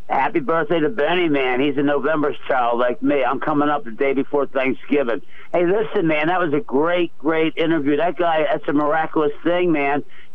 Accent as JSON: {"language": "English", "town": "Philadelphia", "region": "Pennsylvania", "country": "United States", "tie": "born or raised there", "said": "growing up in the South Philly suburbs, and, you know, Stu, I belong to the Boy Scouts. I belong to the YMCA. Blacks were always in my life."}